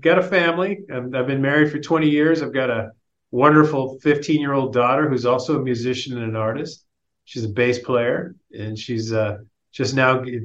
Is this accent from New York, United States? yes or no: yes; Long Island, New York, United States; now in Sacramento, United States; I live in Sacramento, and I've been here for many years. I grew up on Long Island